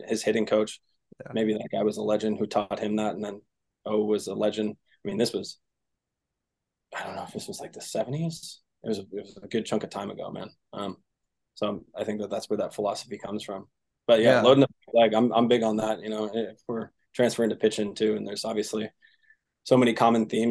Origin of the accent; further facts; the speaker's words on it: Seattle, Washington, United States; I'm from Seattle